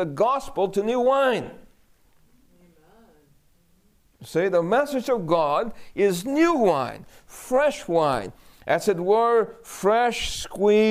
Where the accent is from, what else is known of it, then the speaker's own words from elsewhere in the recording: New York City, New York, United States; we grew up in New York City